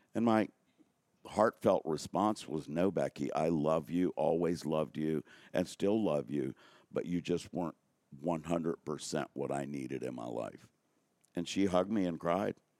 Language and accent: English; Newport News, Virginia, United States; moved away as an adult; also born or lived in Richmond, Virginia; Newport News, Virginia for twenty-eight years, then twenty years in Richmond, Virginia